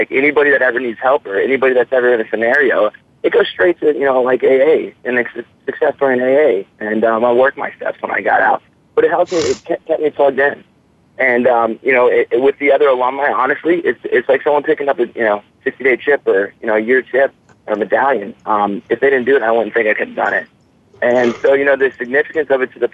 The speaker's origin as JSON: {"language": "English", "town": "Atlanta", "region": "Georgia", "country": "United States", "moved": "yes", "lives_now": "Florida, United States", "said": "I'm from Atlanta, Georgia."}